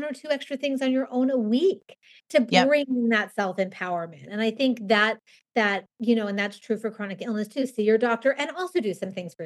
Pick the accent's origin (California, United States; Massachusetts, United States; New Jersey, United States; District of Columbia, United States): California, United States; Southern; moved away as an adult; also born or lived in Los Angeles; now in New York City, United States; I grew up in Southern California